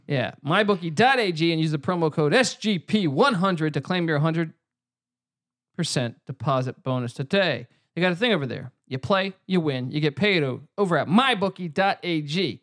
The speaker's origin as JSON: {"language": "English", "region": "East Coast", "country": "United States", "tie": "born or raised there", "moved": "as an adult", "lives_now": "California, United States", "said": "growing up on the East Coast, coming out to California"}